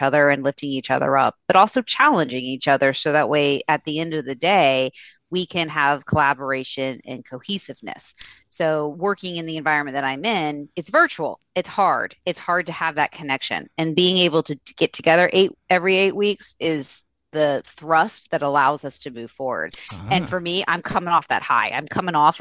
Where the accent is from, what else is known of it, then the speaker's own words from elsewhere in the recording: Central Florida, United States; Growing up in Central Florida